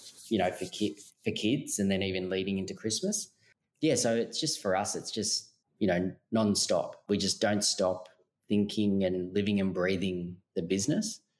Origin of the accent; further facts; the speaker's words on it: Melbourne, Victoria, Australia; now in Sydney, Australia; we're actually originally from Melbourne